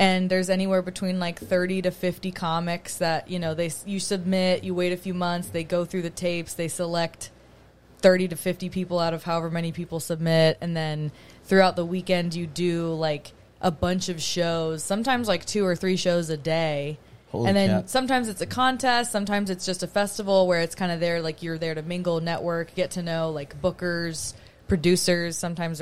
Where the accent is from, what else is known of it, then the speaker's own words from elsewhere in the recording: Colorado, United States; moved away as an adult; also born or lived in Miami, Florida; now in Florida, United States; I was born in Miami. When I was 3, my parents were like, let's get out of here. We're going to go to Colorado. Raised in Colorado